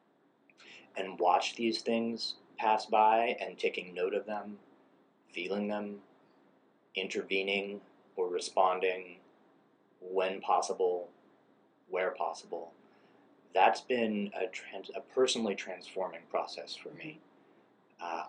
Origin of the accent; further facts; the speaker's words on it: California, United States; where I grew up in California